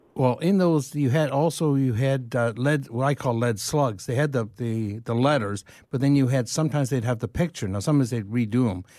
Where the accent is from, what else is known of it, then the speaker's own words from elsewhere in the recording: London, Ontario, Canada; moved away; also born or lived in Dublin / Kilkenny; I grew up in London.